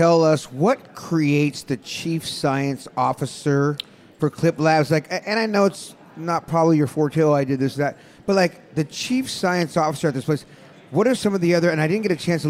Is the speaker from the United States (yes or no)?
yes; San Francisco Bay Area, California, United States; I'm from the Bay